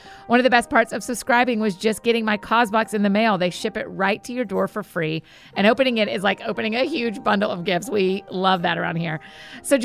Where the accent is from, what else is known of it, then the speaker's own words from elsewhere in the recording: Marietta, Georgia, United States; I grew up in Marietta, Georgia. And lived in Georgia most of my life, went to the University of Georgia